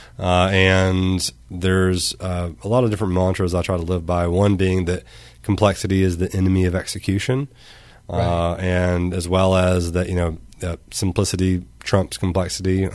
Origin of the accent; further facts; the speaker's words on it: Arkansas, United States; I'm from Arkansas